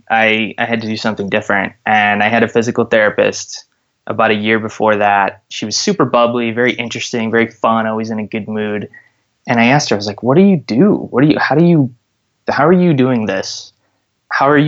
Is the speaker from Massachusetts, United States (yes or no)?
no; Park Ridge, Illinois, United States; I grew up in Park Ridge, Illinois, which is a suburb right outside of Chicago